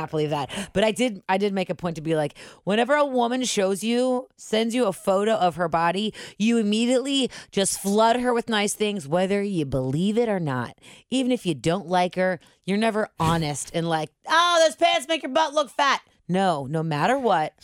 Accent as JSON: {"language": "English", "town": "Cincinnati", "region": "Ohio", "country": "United States", "moved": "yes", "said": "we're all from Cincinnati"}